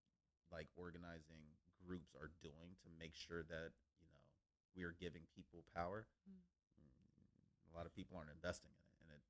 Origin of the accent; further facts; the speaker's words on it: Cincinnati, Ohio, United States; I grew up in Cincinnati. And lack of better terms, we grew up in the hood.